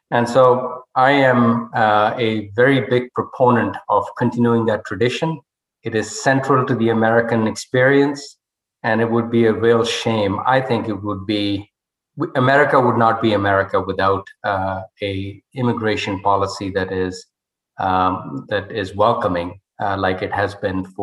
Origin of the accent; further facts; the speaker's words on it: northern India, India; English is a second language; moved away as an adult; now in United States; I was a scholar from Northern India and sight unseen, uh, never been on an airplane, never been outside the country, I came to the United States, uh, which is where the scholarship was applicable.